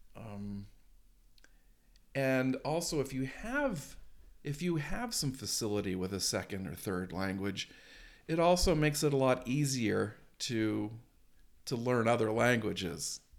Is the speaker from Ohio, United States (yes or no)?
no; Maine, United States; I grew up in Maine